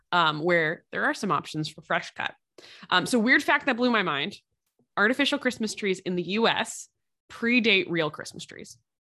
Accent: East Coast, United States; moved away; Growing up on the East Coast

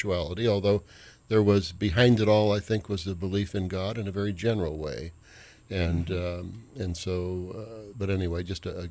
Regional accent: Bakersfield, California, United States; moved away as an adult; also born or lived in Stanford, California / Minnesota; now in Edina, United States; I grew up in Bakersfield, California

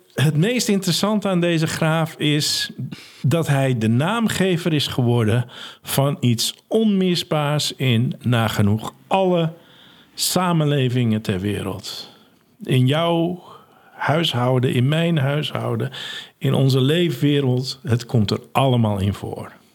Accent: Netherlands; wij als Nederlanders

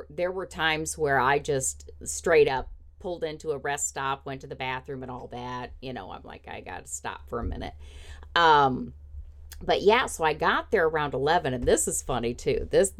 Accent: Indiana, United States; oh, I grew up in Indiana weather, I can drive in the snow

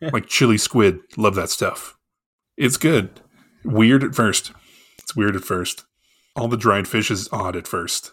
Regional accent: Arlington, United States; growing up in Arlington, we have a very large Indian population

